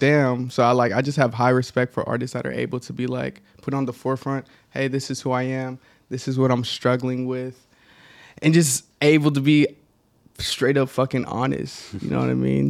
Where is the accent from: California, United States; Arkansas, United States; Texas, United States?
Texas, United States; Dallas; I grew up in Dallas